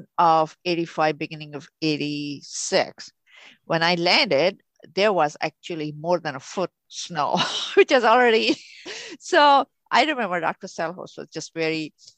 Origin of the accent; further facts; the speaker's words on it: Pakistan; moved away as an adult; now in St. Louis, United States; I'm originally from Pakistan. So where I was born, we used to have snow.